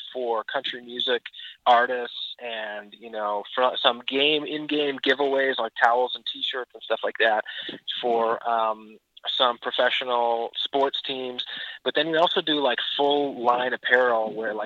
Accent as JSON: {"language": "English", "town": "Peterborough", "region": "Ontario", "country": "Canada", "said": "my brother and I are two of the three partners, and we're originally from Peterborough, Ontario, Canada"}